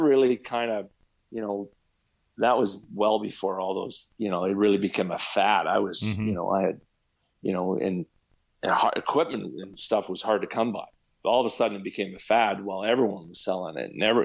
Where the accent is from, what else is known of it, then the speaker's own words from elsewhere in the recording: Calgary, Alberta, Canada; also born or lived in Fort St. John / Kamloops / Seattle; growing up in Calgary